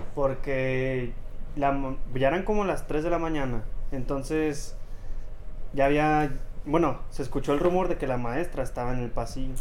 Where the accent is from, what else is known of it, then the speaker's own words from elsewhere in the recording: Celaya, Guanajuato, Mexico; Soy oriundo de Celaya, Guanajuato